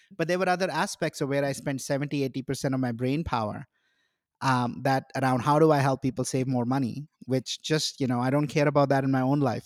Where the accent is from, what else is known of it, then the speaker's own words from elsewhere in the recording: India; now in United States; I grew up in India